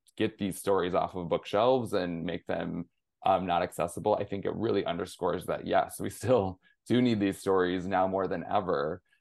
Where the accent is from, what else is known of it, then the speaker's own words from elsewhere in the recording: near Flint, Michigan, United States; I'm originally from Michigan, grew up in small town, rural, Rust Belt sort of town, um, just outside of Flint, Michigan